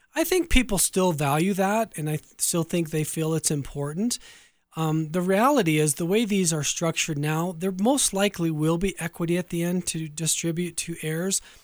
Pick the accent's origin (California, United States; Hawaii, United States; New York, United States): California, United States; Orange County, Southern; born or raised there